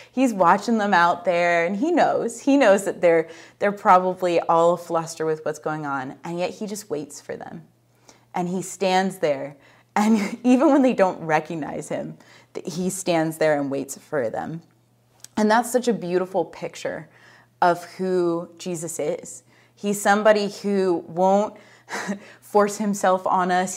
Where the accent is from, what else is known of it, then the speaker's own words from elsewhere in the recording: United States; I'm American